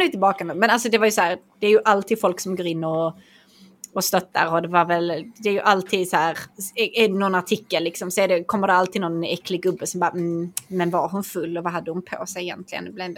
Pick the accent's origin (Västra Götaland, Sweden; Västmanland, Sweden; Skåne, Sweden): Skåne, Sweden; jag är från Skåne